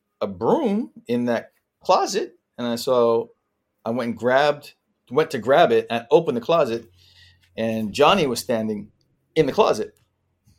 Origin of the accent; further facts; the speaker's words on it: Vancouver, British Columbia, Canada; moved away; I was this kid from Vancouver